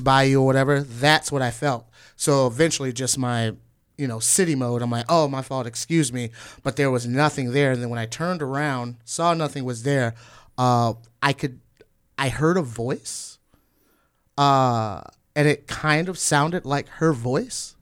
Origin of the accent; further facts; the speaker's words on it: Northwest Indiana, United States; now in Chicago, United States; I'm from Northwest Indiana originally